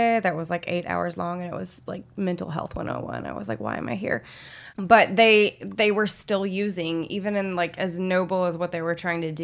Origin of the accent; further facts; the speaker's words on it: Little Rock, Arkansas, United States; moved away; also born or lived in North Carolina; I'm from Little Rock, Arkansas.